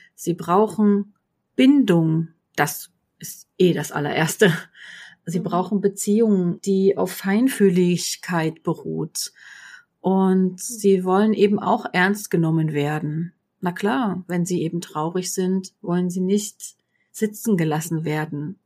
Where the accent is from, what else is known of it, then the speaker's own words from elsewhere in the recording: GDR, East Germany, Germany; Ich bin in der DDR groß geworden